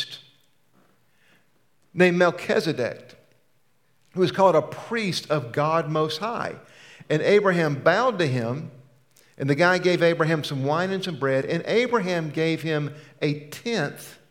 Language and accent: English; United States